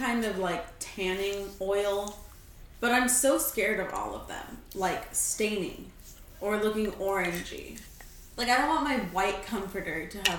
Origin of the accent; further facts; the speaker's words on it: California, United States; we're a waste of Californians.